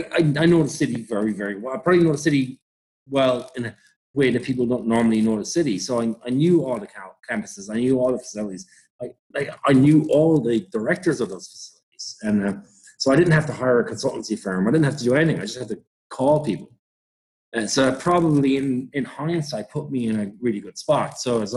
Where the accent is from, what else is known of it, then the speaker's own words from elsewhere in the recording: New York, United States; And I'm like, and listen, I'm from New York, man. We don't have a single fucking rugby field.